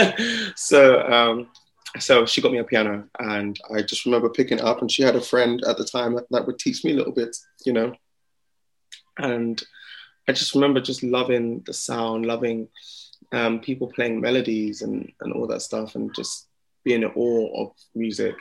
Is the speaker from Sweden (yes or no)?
no; Slough, South East England, United Kingdom; also born or lived in Jamaica (heritage); now in London, United Kingdom; I was born just outside of the London area, um, a little town called Slough. I'm a small town, small town guy, um, and then now I live in London.